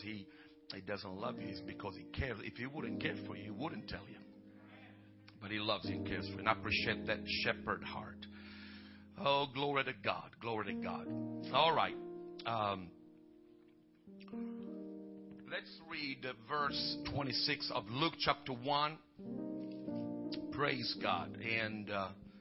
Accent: Italy; moved away as an adult; I came from Italy and I moved here. And, you know, I was just an Italian, so I'm still am in some measure.

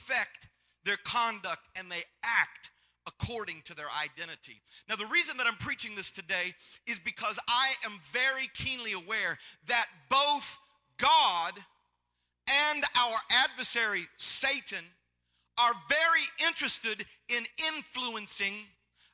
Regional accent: Tennessee, United States; I'm not from California. I'm from Tennessee, so it's a little bit different here

